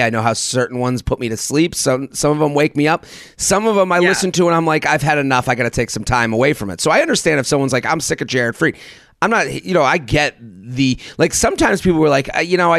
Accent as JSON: {"language": "English", "region": "Massachusetts", "country": "United States", "tie": "born or raised there", "said": "my home state of Massachusetts"}